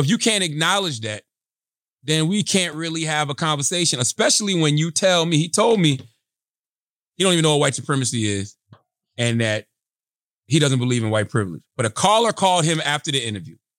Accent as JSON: {"language": "English", "region": "South Carolina", "country": "United States", "tie": "born or raised there", "moved": "as an adult", "lives_now": "New York, United States", "said": "my experiences growing up in South Carolina in a rural area and also living in New York since two thousand six"}